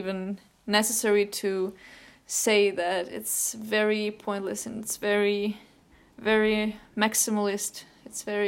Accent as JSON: {"language": "English", "country": "Ukraine", "tie": "born or raised there", "said": "during the time when I was 12, 13, there were some drastic political changes in Ukraine, my home country"}